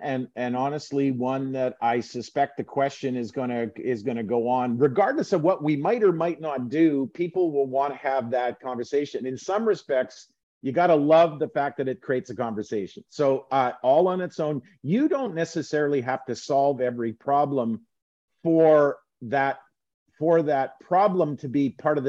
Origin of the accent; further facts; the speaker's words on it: Winnipeg, Manitoba, Canada; I grew up in Winnipeg. I'm a, you know, I get some in some ways you feel like that's my roots. I'm a Western Canadian.